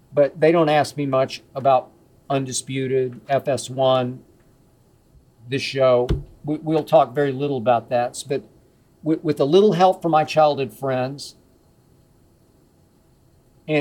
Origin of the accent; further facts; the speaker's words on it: Oklahoma City, Oklahoma, United States; moved away as an adult; my hometown of Oklahoma City